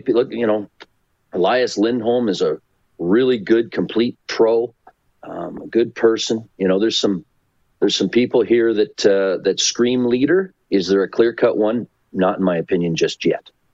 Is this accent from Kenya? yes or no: no; Port Dover, Ontario, Canada; now in Calgary, Canada; Southern Ontario, my hometown. We are on the shores of Lake Erie in a great little town of Port Dover, Port Ryerson